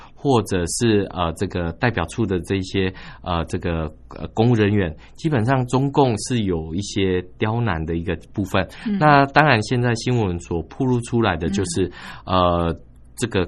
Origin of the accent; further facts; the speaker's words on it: Taiwan; 我们台湾人在香港的这样的一个群众的一个情况。